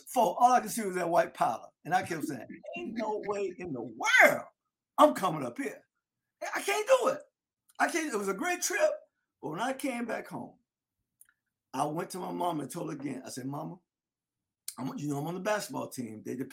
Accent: South Florida, United States; I'm not just from Florida. I'm from South Florida.

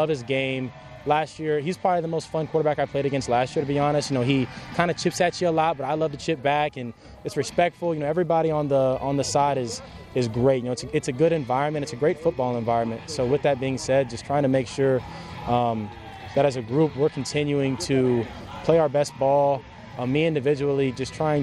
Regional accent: New Albany, Indiana, United States; moved away as an adult; I grew up in New Albany, Indiana all my life

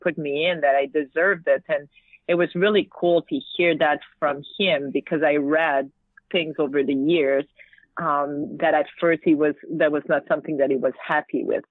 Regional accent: Quebec, Canada; English is a second language; I was from Quebec and I speak French

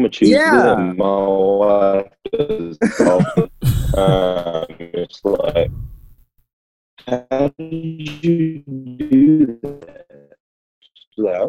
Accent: South Georgia, United States; accent: country; when I talk, it sounds all country because I'm from down here in South Georgia

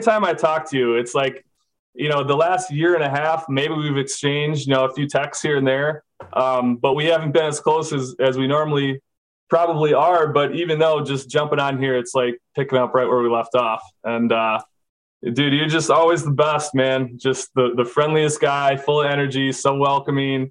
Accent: Minnesota, United States; moved away as an adult; I'm from Minnesota. I play quarterback

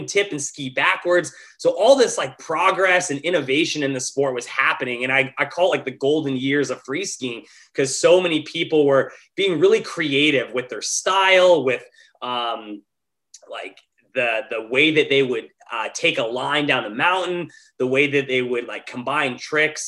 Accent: Montana, United States; moved away as an adult; now in Los Angeles, United States; I grew up in Montana.

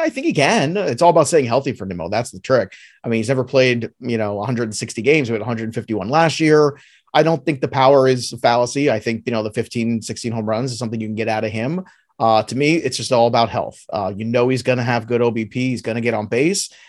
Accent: New York City, New York, United States; now in New Jersey, United States; I am a native of New York. I grew up in Brooklyn in the eighties

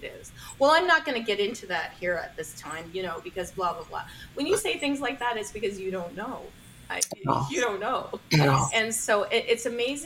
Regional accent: Canada; I'm a Canadian.

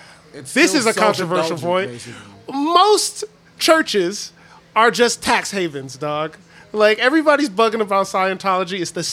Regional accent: Detroit, Michigan, United States; I'm from Detroit.

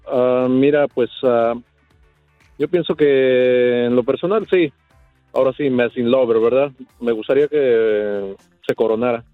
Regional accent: Mexico; now in Chicago, United States; soy mexicano

